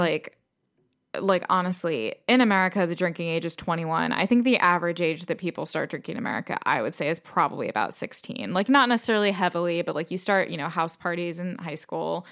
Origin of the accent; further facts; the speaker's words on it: United States; moved away as an adult; now in United Kingdom; I am American, but I've been living in the U K for five years.